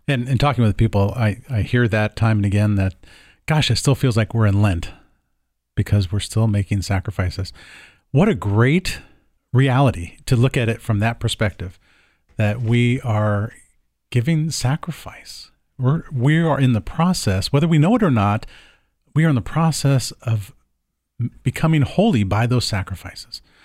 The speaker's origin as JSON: {"language": "English", "region": "the South", "country": "United States", "tie": "born or raised there", "moved": "yes", "lives_now": "Portland, United States", "said": "when I was a kid growing up in the South"}